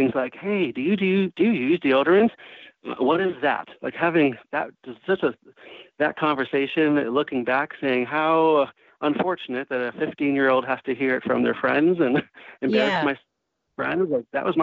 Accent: Waukegan, Illinois, United States; moved away as an adult; my hometown of Waukegan, Illinois

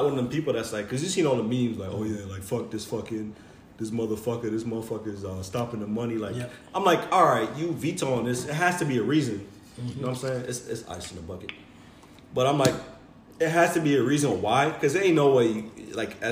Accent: United States; we're all American

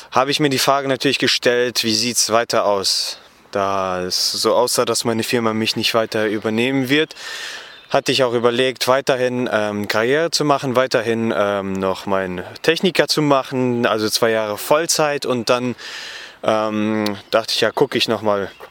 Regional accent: Gummersbach, North Rhine-Westphalia, Germany; Genau, ich komme aus Gummersbach, das liegt etwa 50 Kilometer von Köln entfernt

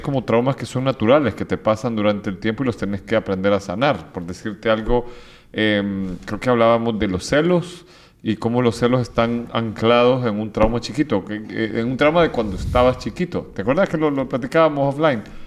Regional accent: El Salvador; Yo vengo de El Salvador, viví, o sea, yo en el 89 cuando estaban bautizando a mi hermano, atacaron, la guerrilla atacó la casa presidencial, yo estaba a dos, dos, cuadras

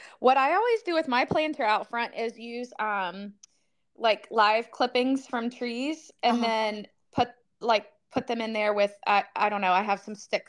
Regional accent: Florida, United States; moved away; I mean, we grew up in Florida

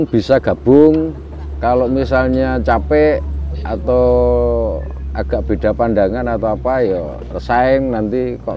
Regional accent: Jatinom, Central Java, Indonesia; Saya asli Tibayan Jatinom

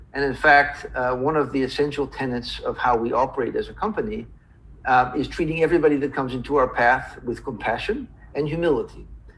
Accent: Philadelphia, Pennsylvania, United States; also born or lived in Cleveland; So I was born in Cleveland, Ohio. My father from the Netherlands, my mother also from the Netherlands, and then moved to Philadelphia at the age of two. I was raised there through my childhood.

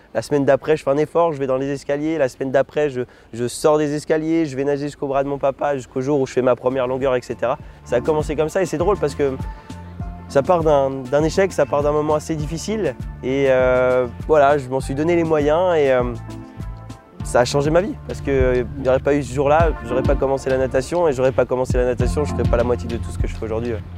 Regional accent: Lunéville, Grand Est, France; je suis né en Lorraine, plus précisément euh, à côté de Nancy, Lunéville

